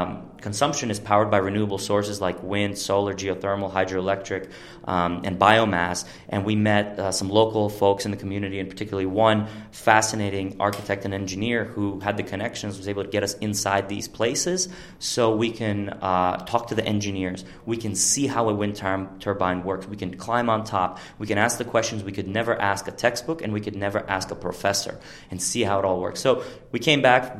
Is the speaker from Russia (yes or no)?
yes; Ural Mountains, Russia; moved away as an adult; also born or lived in New Jersey; So pretty much I'm from Russia, and I grew up in a very small town in the Ural Mountains